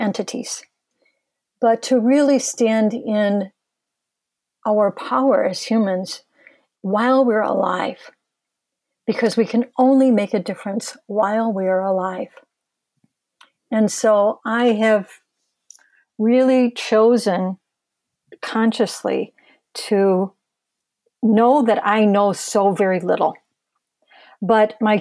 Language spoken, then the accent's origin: English; Michigan, United States; I'm born and raised in Michigan and have lived here my whole life.